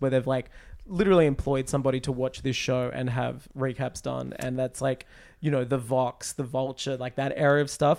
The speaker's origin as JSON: {"language": "English", "country": "United States", "said": "I'm an American"}